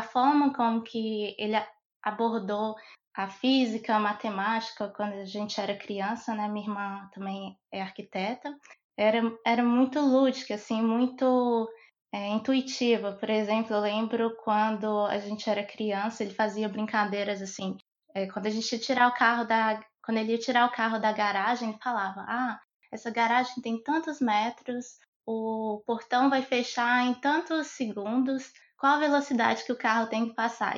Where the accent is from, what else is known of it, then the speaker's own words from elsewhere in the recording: Montes Claros, Minas Gerais, Brazil; eu sou de Montes Claros, Minas Gerais